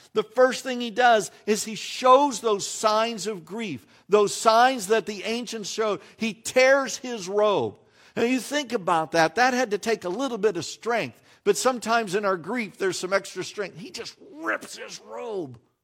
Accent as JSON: {"language": "English", "country": "United States", "said": "we as American Christians"}